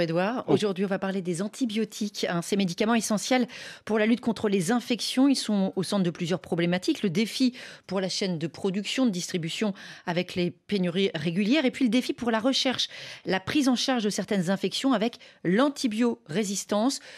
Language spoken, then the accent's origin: French; Cameroon; je suis camerounais